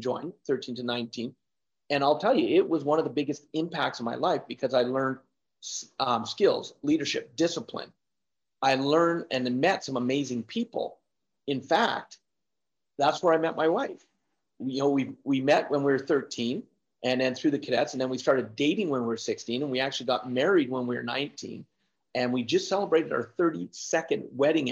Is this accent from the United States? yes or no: no; Canada; also born or lived in Victoria, British Columbia; now in Alberta, Canada; born and raised in Canada. And when I was born, I was actually born in Victoria